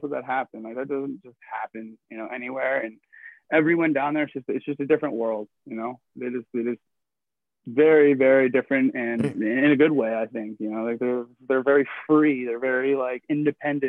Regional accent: Canada; I'm not from here, I'm Canadian

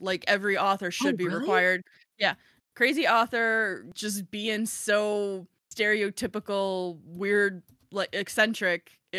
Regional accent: Chicago, Illinois, United States; I'm Chicago blunt. Love it or not, I'm originally from Chicago and I've had so many people be like, wow, you're really blunt.

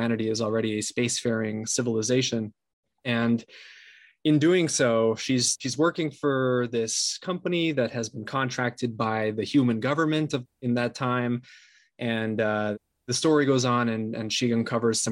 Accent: São Paulo, Brazil; moved away as an adult; now in Los Angeles, United States; I'm based in LA right now, but I'm originally from Sao Paulo, Brazil. I was born and raised there and then moved up here to the US for college in 2009

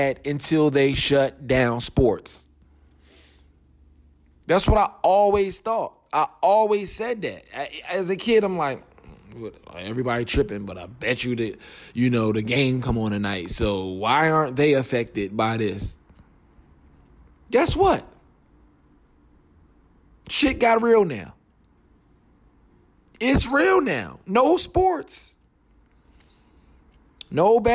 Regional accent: Philadelphia, Pennsylvania, United States; I'm from Philly. I was there

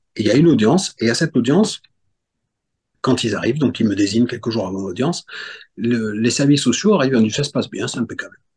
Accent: Corsica, France; je suis corse

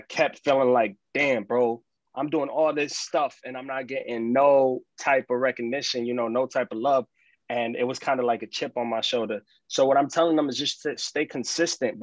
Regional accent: New York City, New York, United States; I'm an artist from New York City.

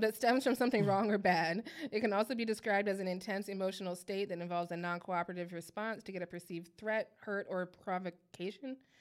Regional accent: Midwest, United States; I'm from the Midwest

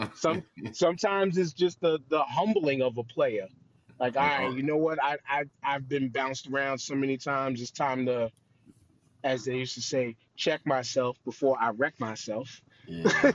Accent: New York, United States; I'm from New York

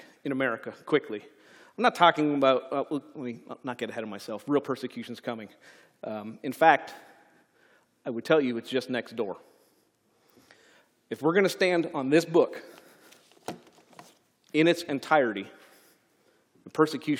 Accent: Canada; moved away; my home country

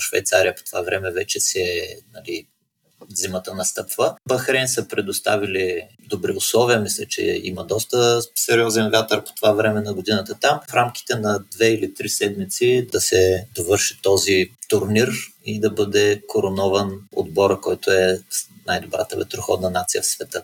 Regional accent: Bulgaria

